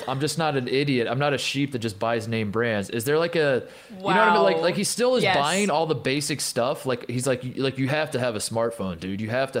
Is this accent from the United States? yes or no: yes; Indiana, United States; I'm from Indiana